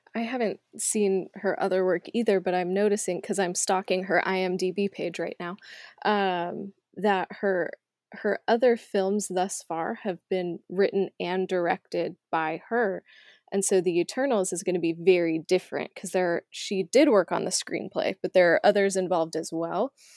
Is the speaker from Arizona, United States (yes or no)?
yes; Arizona, United States; born or raised there; moved away